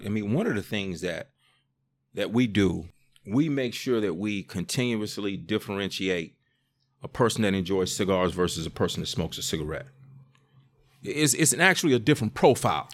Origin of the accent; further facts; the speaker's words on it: Greensboro, North Carolina, United States; Greensboro, my hometown